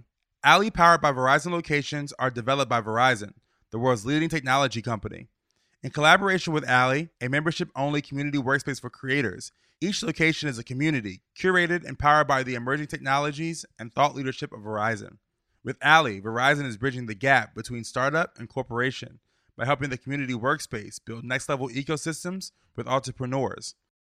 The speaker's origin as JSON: {"language": "English", "town": "Richmond", "region": "Virginia", "country": "United States", "moved": "yes", "said": "Richmond. 804."}